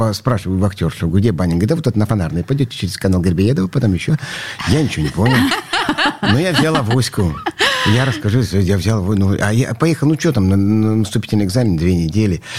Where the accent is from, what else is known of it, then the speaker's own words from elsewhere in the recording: Nizhny Tagil, Sverdlovsk Oblast, Russia; moved away as an adult; now in Saint Petersburg, Russia; я родился в Нижнем Тагиле, у нас была э, это на окраине этого города